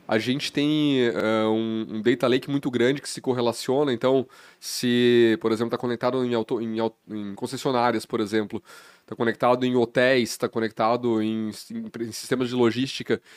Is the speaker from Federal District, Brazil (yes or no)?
no; Carazinho, Rio Grande do Sul, Brazil; moved away as an adult; also born or lived in Passo Fundo; eu nasci no Rio Grande do Sul